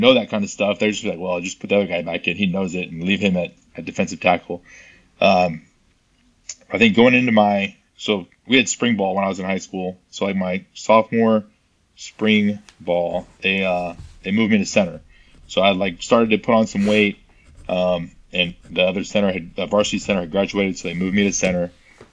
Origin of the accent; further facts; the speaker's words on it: Buda, Texas, United States; moved away as an adult; now in Southern California, United States; I'm from Texas, just like you, small town, Buda, Texas, outside of Austin